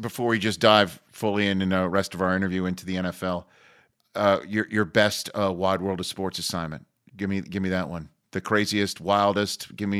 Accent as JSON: {"language": "English", "region": "New York", "country": "United States", "tie": "born or raised there", "said": "Jewish kid growing up in New York"}